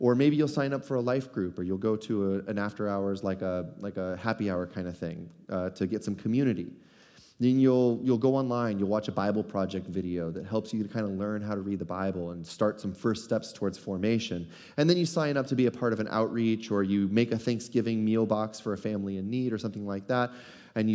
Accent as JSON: {"language": "English", "country": "United States", "said": "as American Christians"}